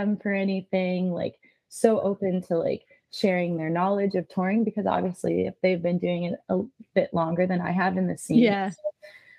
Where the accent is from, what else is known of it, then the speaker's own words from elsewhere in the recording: Pennsylvania, United States; moved away; I grew up in Pennsylvania